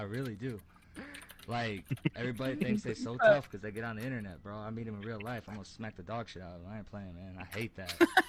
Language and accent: English; Benton Harbor, Michigan, United States; I'm from Benton Harbor, bro.